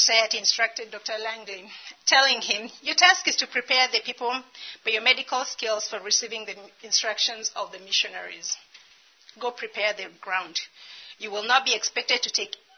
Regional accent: Kenya; moved away as an adult; also born or lived in Dallas; I'm Kenyan

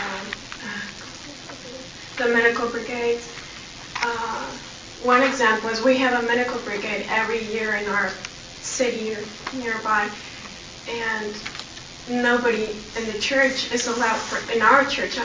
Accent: Mexico; I come from Mexico

